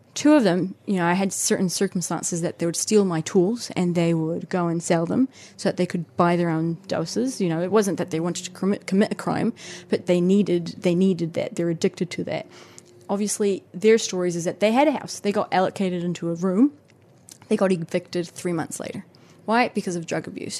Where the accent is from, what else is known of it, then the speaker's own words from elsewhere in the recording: Colombia; also born or lived in Kaitaia, New Zealand; now in Auckland, New Zealand; I come from Colombia, and I was, I was grown up confronted by poverty